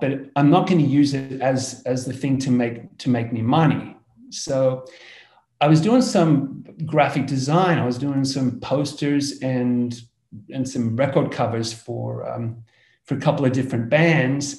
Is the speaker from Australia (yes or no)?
yes; Australia; as you can hear from my accent, I come from Australia, down under